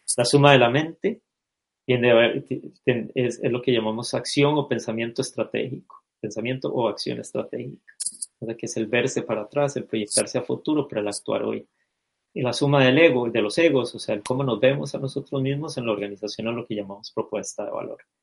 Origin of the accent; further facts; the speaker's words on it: Costa Rica; nací y crecí en Costa Rica